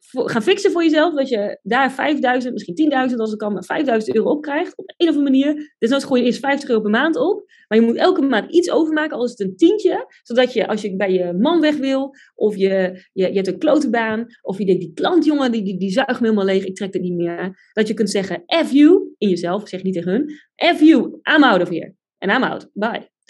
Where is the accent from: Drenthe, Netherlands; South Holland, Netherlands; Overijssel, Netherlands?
Drenthe, Netherlands; Buinen; moved away; also born or lived in Groningen; ik kom uit Drenthe, uit Buinen